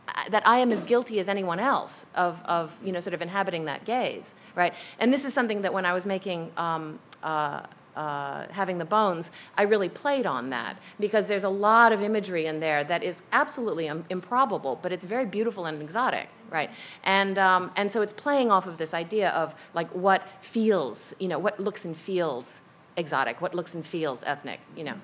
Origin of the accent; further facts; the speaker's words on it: New Haven, Connecticut, United States; as a young Japanese-American, half-Japanese, half-American girl growing up in New Haven, Connecticut, on the Yale campus